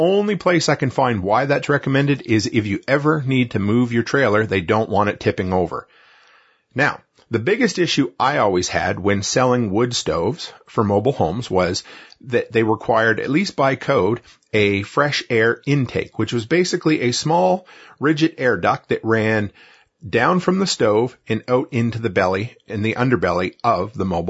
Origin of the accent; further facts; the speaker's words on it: Nova Scotia, Canada; moved away; I grew up on the East Coast in rural Nova Scotia